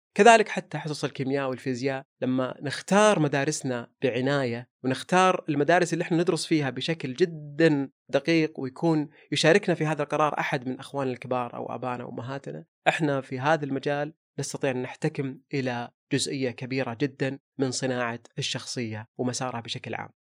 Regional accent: Saudi Arabia; لهذا الوطن ولهذا المكان اللي احتضنه طول عمرنا من ميلادنا

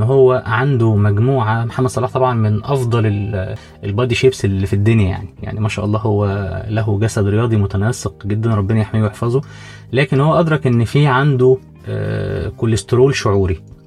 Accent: Egypt; عندنا في مصر

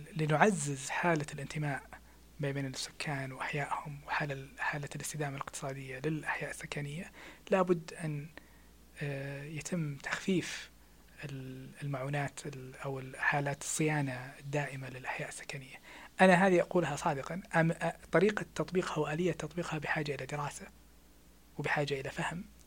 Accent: Saudi Arabia; احنا في السعودية

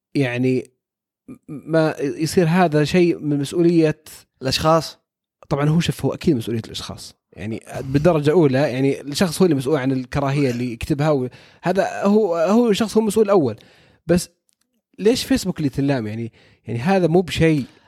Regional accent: Saudi Arabia; عندنا في السعوديه

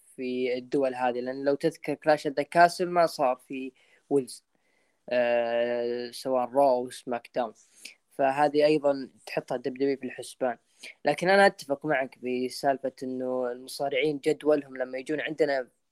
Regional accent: Saudi Arabia

